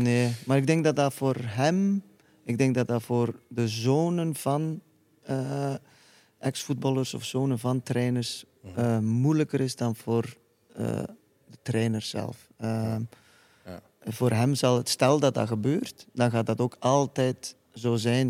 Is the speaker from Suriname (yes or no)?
no; Iceland; Dutch is a second language; moved away as an adult; now in Belgium